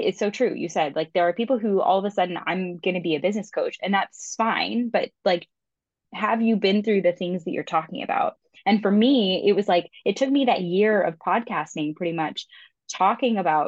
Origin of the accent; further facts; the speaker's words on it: Florida, United States; moved away as an adult; also born or lived in California; I grew up in Florida, moved to California, moved back to Florida, moved back to California